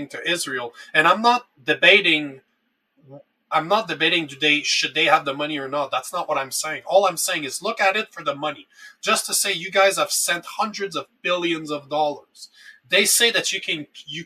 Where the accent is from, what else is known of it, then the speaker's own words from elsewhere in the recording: Canada; as a Canadian